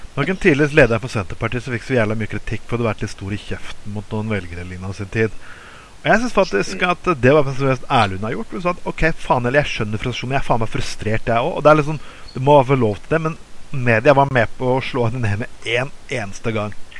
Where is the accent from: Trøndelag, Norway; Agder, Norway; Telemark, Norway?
Telemark, Norway; Skien; now in Bergen, Norway; jeg kommer fra Skien. og som hadde stor papirindustri tidligere